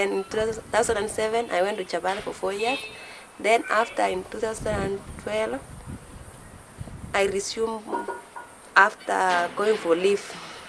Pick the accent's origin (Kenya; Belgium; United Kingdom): Kenya; West Pokot County; English is a second language; I'm from West Pokot.